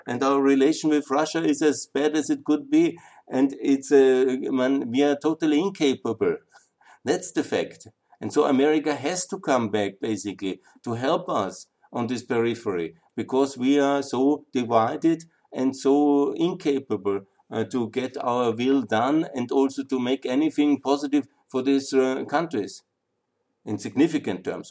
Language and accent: English; Austria; I come from Austria